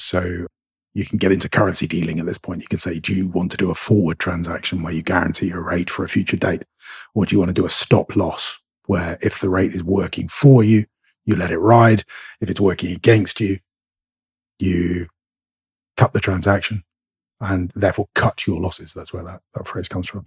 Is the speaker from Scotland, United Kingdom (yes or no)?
yes; Scotland, United Kingdom; I'm a Scot.